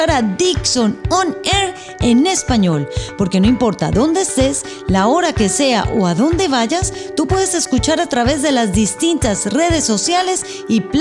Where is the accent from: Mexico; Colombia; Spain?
Colombia; Mi amor, eh, yo soy colombiana, y él es venezolano. En mi país le decimos crispetas y en el tuyo.